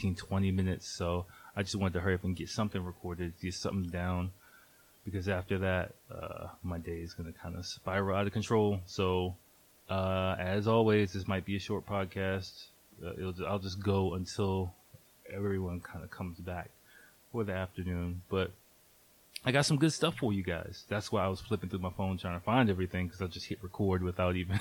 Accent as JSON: {"language": "English", "country": "United States", "tie": "born or raised there", "moved": "as an adult", "lives_now": "Japan", "said": "growing up in America"}